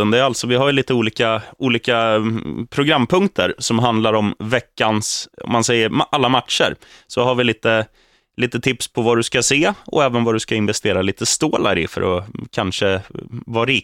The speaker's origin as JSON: {"language": "Swedish", "town": "Eskilstuna", "region": "Södermanland", "country": "Sweden", "said": "Är jag från South? Nej, jag är från Eskilstuna Öst."}